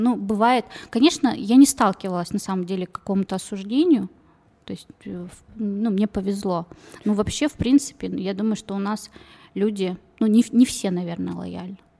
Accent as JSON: {"language": "Russian", "country": "Kazakhstan", "tie": "born or raised there", "moved": "yes", "lives_now": "Novosibirsk, Russia", "said": "я не отсюда родилась, не в России, я сама из Казахстана. То есть азиаты меня окружали с самого рождения"}